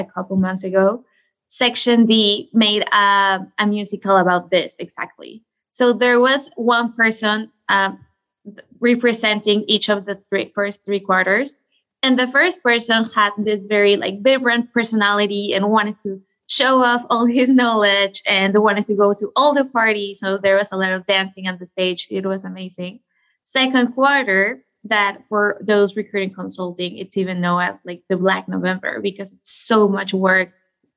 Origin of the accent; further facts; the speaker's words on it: Coatepec, Veracruz, Mexico; moved away as an adult; also born or lived in Mexico City, Mexico; So I am originally from Mexico. I grew up in a very small coffee maker town called Coatepec, that is in the state of Veracruz.